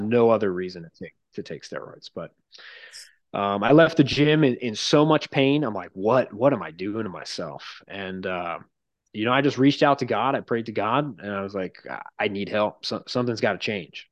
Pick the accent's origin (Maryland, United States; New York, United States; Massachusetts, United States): New York, United States; Long Island; I grew up on Long Island